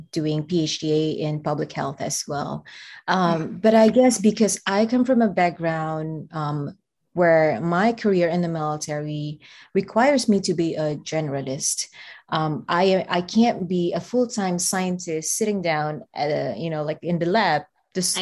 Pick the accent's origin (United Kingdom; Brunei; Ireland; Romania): Brunei; moved away as an adult; now in Berkeley, United States; I'm from Brunei, where predominantly we speak Brunei Malay and a little bit of English.